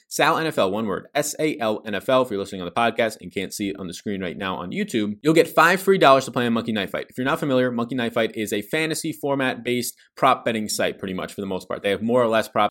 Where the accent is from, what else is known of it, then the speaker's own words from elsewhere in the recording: New York City, New York, United States; accent: New York; my New York accent does come out, as I was born and raised in Staten Island, New York, parents from Brooklyn, New York.